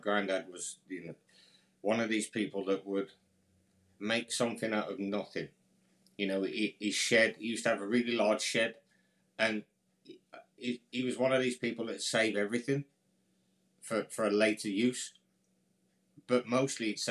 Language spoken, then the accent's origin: English; near Birmingham, West Midlands, United Kingdom; So I grew up near, I think you'd call it the UK's second capital, for argument's sake. It's a big city called Birmingham. I grew up just outside of there.